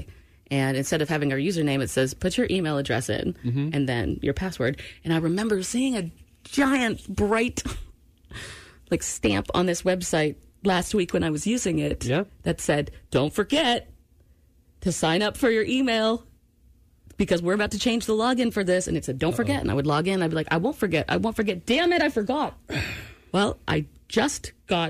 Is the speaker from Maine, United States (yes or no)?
yes; Maine, United States; moved away; also born or lived in Seattle, Washington / Georgia; I'm from Maine